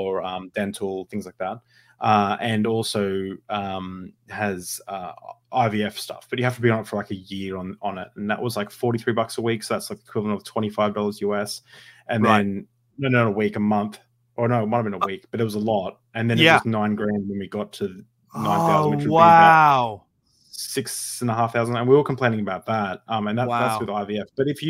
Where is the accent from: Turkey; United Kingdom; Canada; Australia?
Australia; I'm from Australia. Like, it never cost me anything to do anything, really.